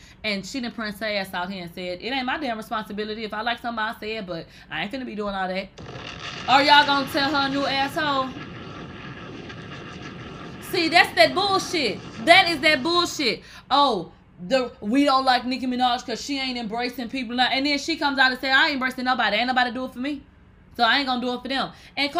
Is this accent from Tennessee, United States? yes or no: no; New York, United States; I came from the strip club and I'm from New York.